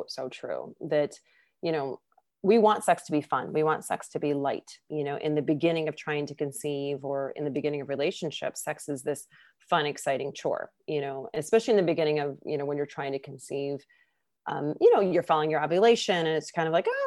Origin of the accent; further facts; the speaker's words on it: Michigan, United States; moved away as an adult; now in California, United States; I'm from Michigan